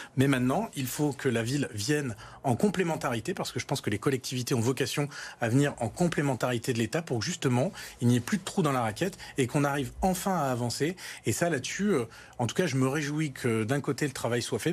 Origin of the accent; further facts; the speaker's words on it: Lyon, Auvergne-Rhône-Alpes, France; avec Pascal Blache, euh, on est lyonnais, on a cet amour de Lyon